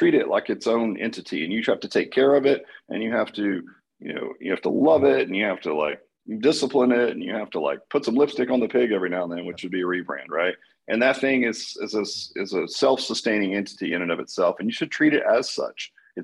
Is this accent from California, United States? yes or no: no; Dallas, Texas, United States; I'm from Dallas